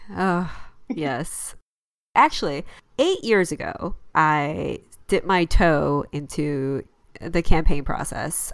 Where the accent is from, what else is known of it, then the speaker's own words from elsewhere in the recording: Chicago, Illinois, United States; moved away; I'm from Chicago.